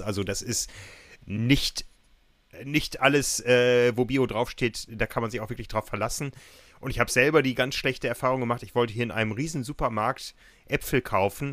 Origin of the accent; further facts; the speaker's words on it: North Rhine-Westphalia, Germany; accent: Westphalian; Das kommt so eher aus dem Westfälischen. Man hört es meiner Stimme ja so ein bisschen